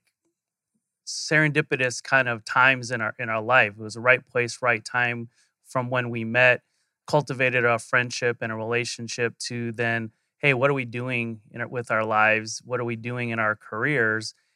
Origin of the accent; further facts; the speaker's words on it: Phoenix, Arizona, United States; born and raised in Arizona. So, I'm a true Phoenician